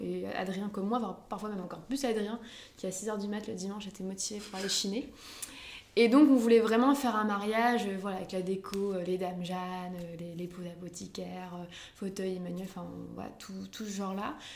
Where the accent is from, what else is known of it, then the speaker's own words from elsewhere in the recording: Lambersart, Hauts-de-France, France; dans ma ville où j'ai grandi, en fait, à Lambersart